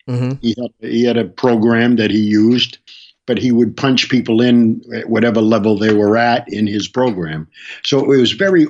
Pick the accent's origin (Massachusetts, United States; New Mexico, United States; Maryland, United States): Massachusetts, United States; Boston; I moved around a little bit, but I'm Bostonian all the way